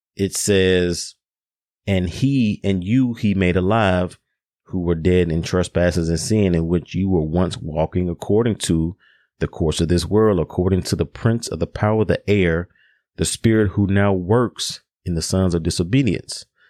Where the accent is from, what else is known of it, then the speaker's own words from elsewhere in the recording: Memphis, Tennessee, United States; Memphis, my hometown